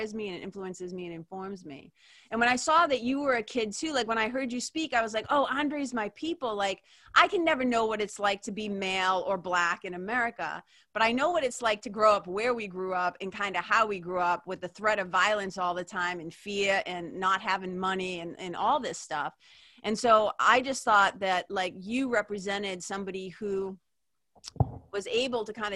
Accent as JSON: {"language": "English", "town": "Lawrence", "region": "Massachusetts", "country": "United States", "tie": "born or raised there", "said": "I was like a poor kid growing up in Lawrence"}